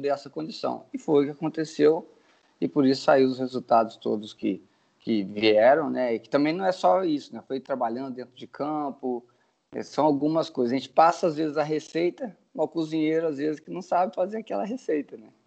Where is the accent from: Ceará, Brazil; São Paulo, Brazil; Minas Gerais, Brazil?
Minas Gerais, Brazil; Carangola; moved away as an adult; also born or lived in Boston, United States; minha cidade natal é Carangola